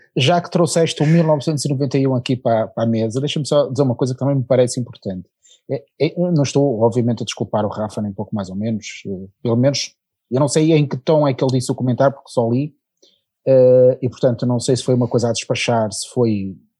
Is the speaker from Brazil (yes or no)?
no; Portugal